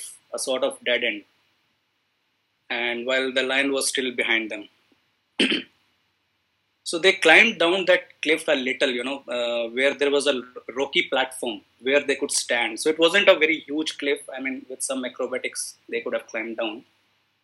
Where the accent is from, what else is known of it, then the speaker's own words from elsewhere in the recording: India; I am from India